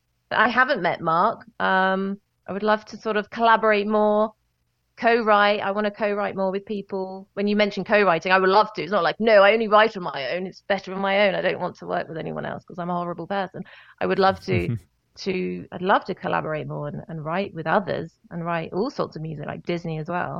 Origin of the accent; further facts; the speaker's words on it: United Kingdom; I'm very British